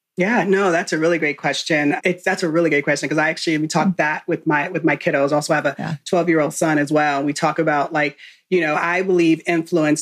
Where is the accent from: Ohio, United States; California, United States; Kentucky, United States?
California, United States; Southern; moved away as an adult; now in Texas, United States; born and raised in California, um, Southern Cal, on the opposite side of the track.